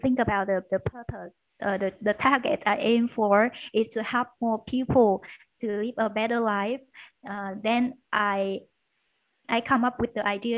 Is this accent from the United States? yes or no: no; Da Lat, Lam Dong, Vietnam; English is a second language; moved away as an adult; now in Ho Chi Minh City, Vietnam; I was born in Da Lat City. It's in the north of Vietnam, and it's a highland area. And I moved to Ho Chi Minh City for studying business English.